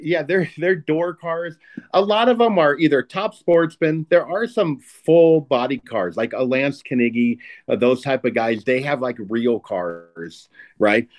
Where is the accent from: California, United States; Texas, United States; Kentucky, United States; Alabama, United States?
California, United States; Southern; I'm an old guy and I'm from Southern California